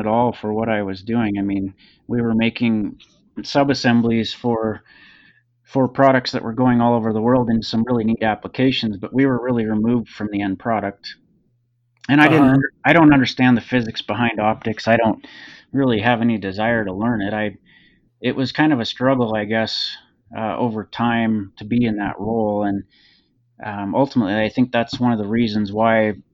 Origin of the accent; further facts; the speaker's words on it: Helena, Montana, United States; also born or lived in Seattle, Washington; now in Bozeman, United States; I grew up in Helena, just north of Bozeman